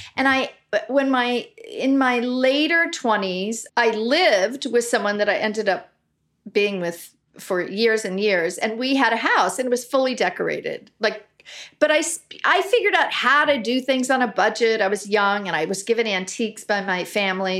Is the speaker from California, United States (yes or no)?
yes; Los Angeles, California, United States; I grew up in Brentwood before it, it's pretty Hollywood now